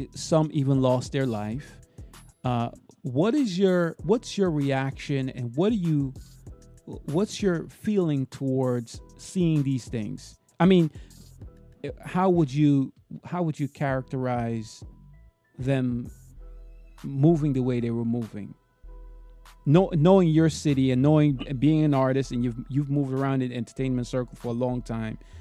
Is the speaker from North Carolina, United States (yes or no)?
no; New York City, New York, United States; now in Florida, United States; I usually say I'm from Brooklyn. I don't say I'm from New York.